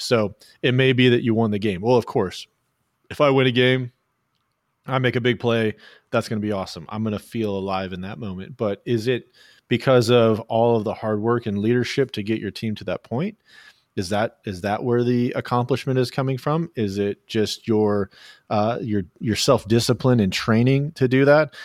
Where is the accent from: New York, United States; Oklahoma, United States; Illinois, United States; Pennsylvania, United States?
Oklahoma, United States; I was born in Oklahoma